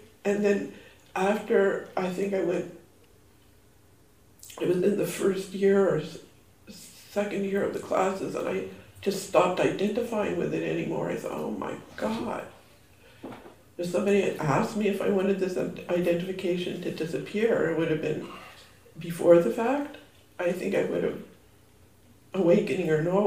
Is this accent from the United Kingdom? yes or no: no; Canada; also born or lived in United States; my Canadian passport